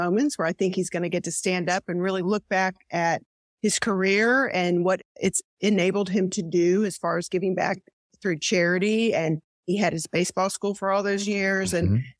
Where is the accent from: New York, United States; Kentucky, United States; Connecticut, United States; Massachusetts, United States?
Kentucky, United States; Louisville; moved away; also born or lived in Texas; I was from Louisville, Kentucky.